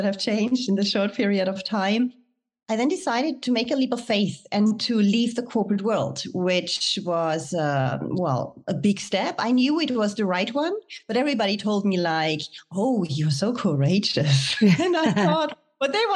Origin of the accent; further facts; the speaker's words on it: Germany; moved away as an adult; also born or lived in France; I was born and raised in Germany